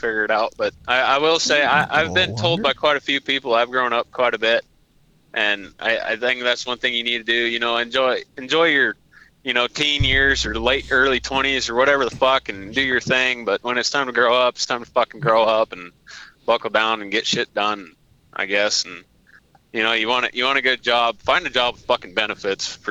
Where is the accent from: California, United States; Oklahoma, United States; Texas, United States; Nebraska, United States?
Nebraska, United States; I'm from Nebraska